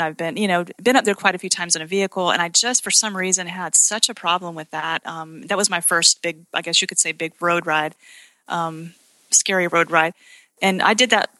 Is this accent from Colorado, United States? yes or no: no; Utah, United States; now in Conway, United States; Me being from Utah